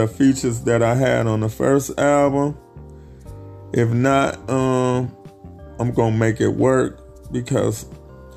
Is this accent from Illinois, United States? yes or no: yes; Chicago, Illinois, United States; my hometown, Chicago